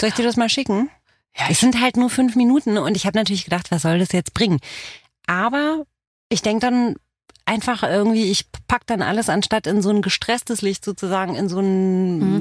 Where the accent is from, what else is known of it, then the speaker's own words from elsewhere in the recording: Romania; first language Romanian; German is a second language; moved away; aus Rumänien bin ich